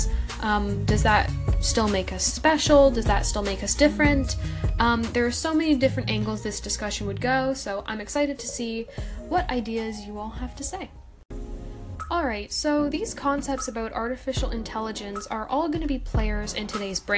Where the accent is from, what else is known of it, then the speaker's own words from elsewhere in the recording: Canada; I'm also Canadian